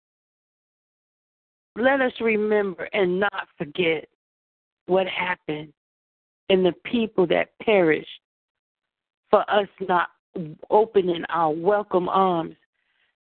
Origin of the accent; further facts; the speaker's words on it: United States; being an American myself